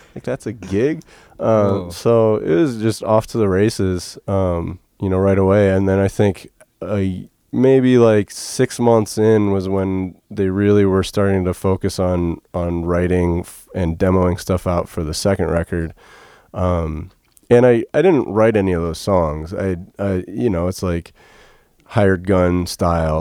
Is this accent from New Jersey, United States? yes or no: no; Ashtabula, Ohio, United States; I grew up in Ashtabula, Ohio. It's uh, outside Cleveland, up on Lake Erie